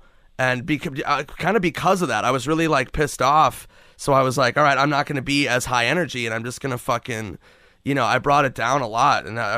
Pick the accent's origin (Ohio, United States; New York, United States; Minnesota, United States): Minnesota, United States; moved away; I'm from Minnesota.